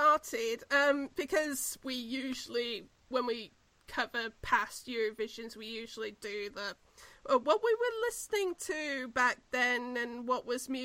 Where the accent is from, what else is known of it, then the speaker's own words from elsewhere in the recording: New Zealand; we're both from New Zealand